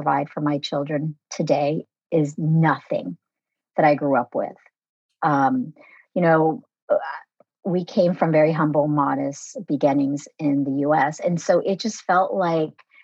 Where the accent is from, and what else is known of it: United States; born or raised there; first language Vietnamese; English is a second language